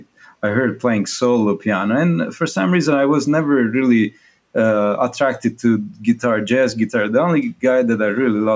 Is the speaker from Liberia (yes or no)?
no; Italy; English is a second language; moved away as an adult; now in United States; me and my brother were seen a little bit like that, you know. Because the period where we grew up in Italy